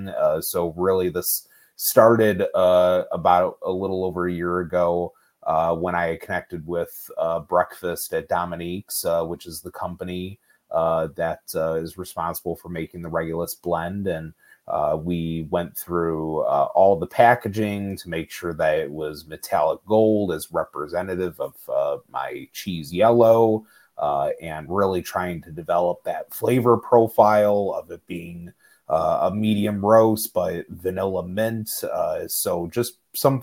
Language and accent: English; Chicago, Illinois, United States; I am a Chicago native. I've spent most of my life in the state of Illinois.